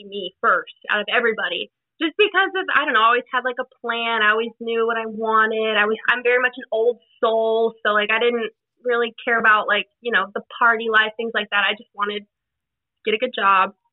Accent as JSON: {"language": "English", "town": "Dallas", "region": "Texas", "country": "United States", "tie": "born or raised there", "said": "I was born and raised here in Dallas, Texas. I mean, I grew up in a suburb, but pretty much Dallas, Texas."}